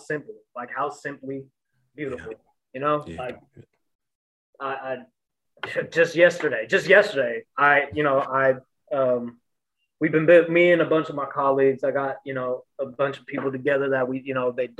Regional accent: San Francisco, California, United States; also born or lived in Pacifica, California; I grew up in the Panhandle. Like I grew up on the Viz. You know, and even if, you know, I grew up between DeViz and Pacifica

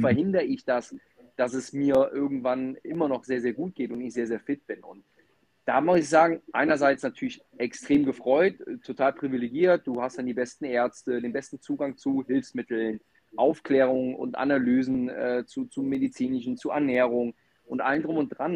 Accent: Mönchengladbach, North Rhine-Westphalia, Germany; ich komme aus dem Rheinland, aus Mönchengladbach, ähm, bin ganz klassisch aufgewachsen

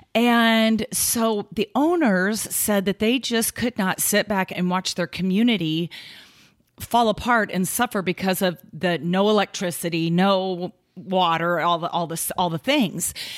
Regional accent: Kansas City, United States; moved away as an adult; now in Omaha, United States; we came from Kansas City, where we both grew up, all our lives

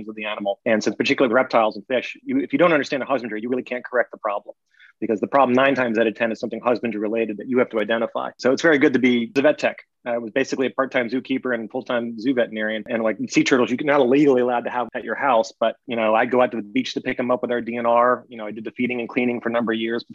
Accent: North Carolina, United States; I grew up in North Carolina

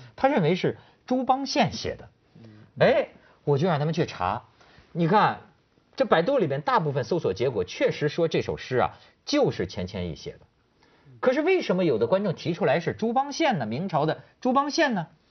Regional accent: Hebei, China; 虽然他是我们河北人

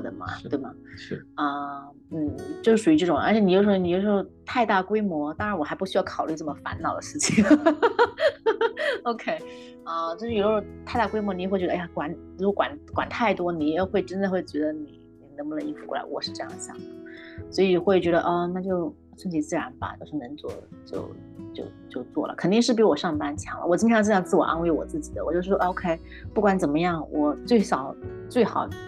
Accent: China; now in Canada; 我们中国人

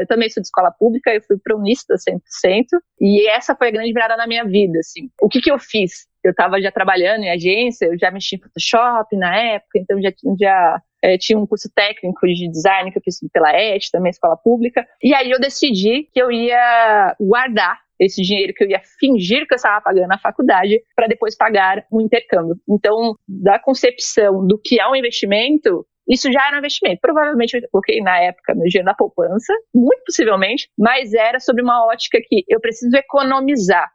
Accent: São Paulo, Brazil; eu sou da zona leste de São Paulo, eu cresci no Itaim Paulista

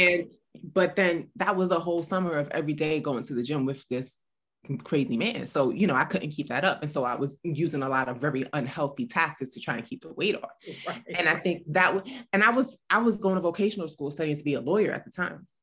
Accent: New York City, New York, United States; I grew up in the South Bronx

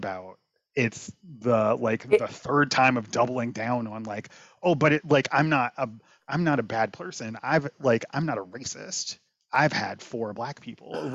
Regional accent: Chicago, Illinois, United States; I'm originally from the South Side in Chicago.

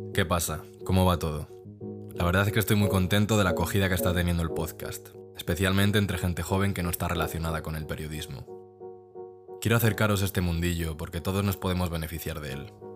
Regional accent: Spain

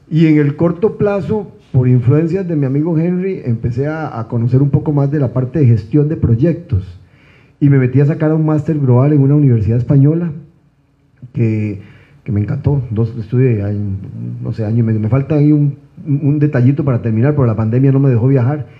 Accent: Costa Rica; soy un costarricense

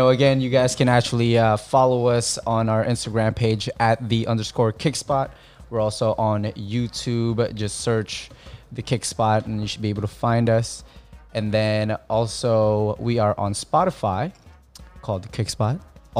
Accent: California, United States; because I'm Californian.

